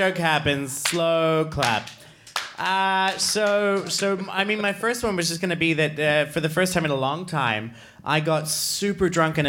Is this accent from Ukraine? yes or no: no; Australia; I'm Australian. Someone said really. Yes, I am. I'm Australian, and I no longer know how to do an Australian accent.